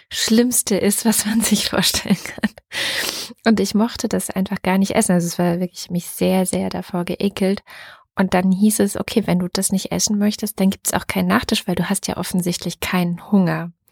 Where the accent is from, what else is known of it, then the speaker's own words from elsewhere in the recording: Southern Germany, Germany; ich bin zwar ein Teil in Süddeutschland zur Schule gegangen, aber ein Teil habe ich auch meiner Kindheit in Ostdeutschland verbracht